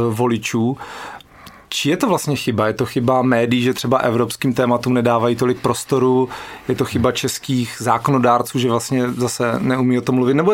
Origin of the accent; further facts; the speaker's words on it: Czechia; změnili jsme se víc my jako Češi